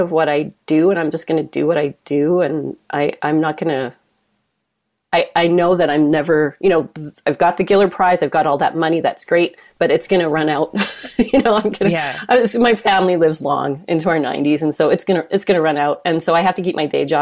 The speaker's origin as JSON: {"language": "English", "town": "Calgary", "region": "Alberta", "country": "Canada", "tie": "born or raised there", "said": "growing up in Calgary in the, you know, up until the 90s, early 2000s, it was like it's a predominantly white place"}